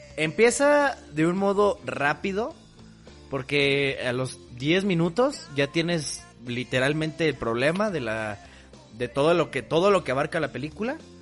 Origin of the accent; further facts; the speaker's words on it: Mexico; yo soy un buen mexicano